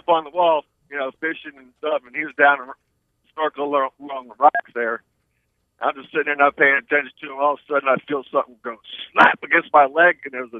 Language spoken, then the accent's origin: English; Detroit, Michigan, United States; moved away; I was born in Detroit.